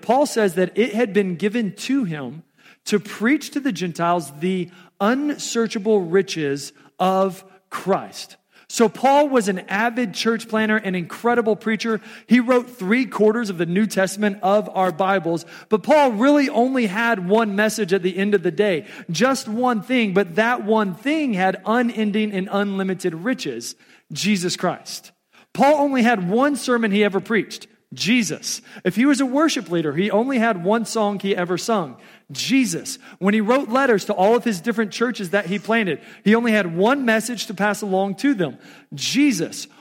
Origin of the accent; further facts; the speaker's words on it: Texas, United States; also born or lived in Omaha, Nebraska; now in Council Bluffs, United States; I was born and raised in Texas.